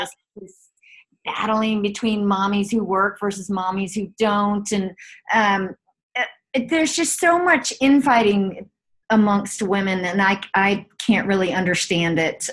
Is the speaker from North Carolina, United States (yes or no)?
yes; Chapel Hill, North Carolina, United States; now in San Francisco, United States; I grew up in Chapel Hill, North Carolina